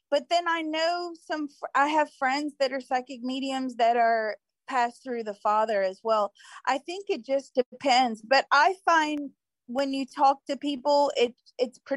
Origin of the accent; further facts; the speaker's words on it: Mississippi, United States; born there; I was born in Mississippi.